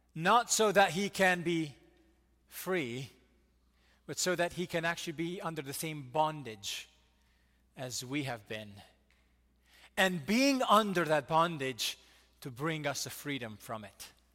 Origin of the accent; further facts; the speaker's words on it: United States; we Americans